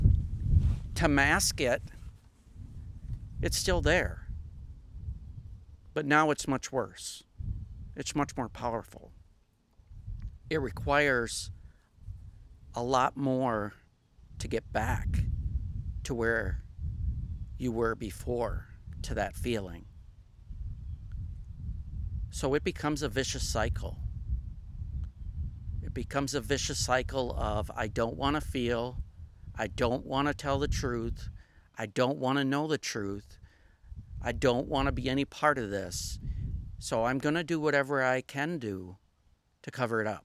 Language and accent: English; Minnesota, Wisconsin area, Upper Midwest, United States; moved away as an adult; also born or lived in Southern United States; I am originally from the northern part of the United States, Minnesota, Wisconsin area. My accent kind of gives it away, but I've been up down south for most of my adult life.